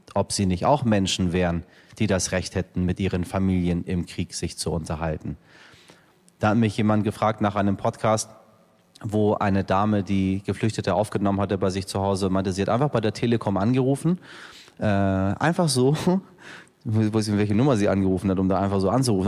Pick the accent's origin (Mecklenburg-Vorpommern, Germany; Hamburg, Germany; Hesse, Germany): Hamburg, Germany; also born or lived in Iran; wir kommen aus Hamburg und wir Hamburger sind alle sehr arrogant mit unserer Stadt